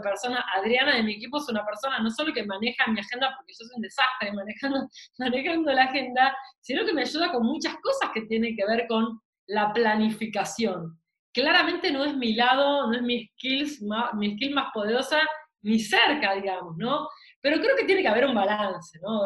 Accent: Argentina

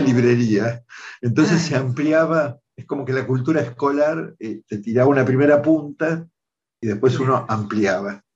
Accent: Mar del Plata, Buenos Aires Province, Argentina; moved away; Yo nací en Mar del Plata, soy bonaerense, así en esa ciudad

